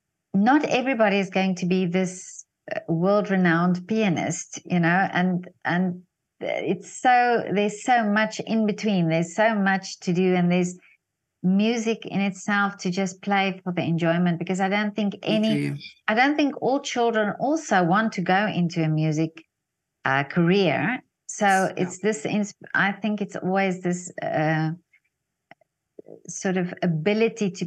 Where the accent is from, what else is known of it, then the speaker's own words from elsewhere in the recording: South Africa; being from South Africa